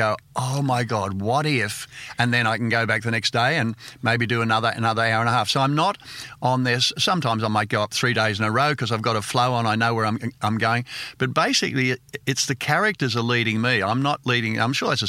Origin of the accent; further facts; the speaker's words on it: Sydney, New South Wales, Australia; also born or lived in England; I grew up in Panania. I lived there till I was 25.